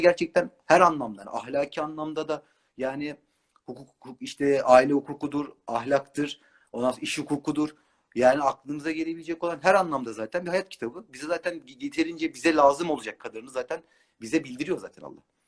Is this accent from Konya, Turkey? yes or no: no; Istanbul, Turkey; Doğma büyüme İstanbulluyum.